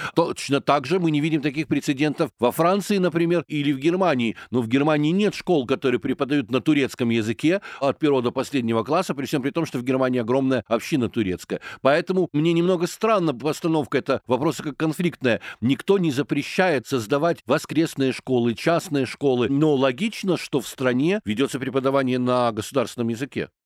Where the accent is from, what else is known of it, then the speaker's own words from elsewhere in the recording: Kyiv, Ukraine; я киевлянин